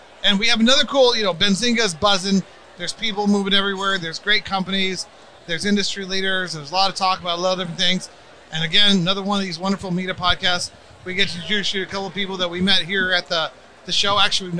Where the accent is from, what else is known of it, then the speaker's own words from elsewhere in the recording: Tucson, Arizona, United States; I went to Amphi.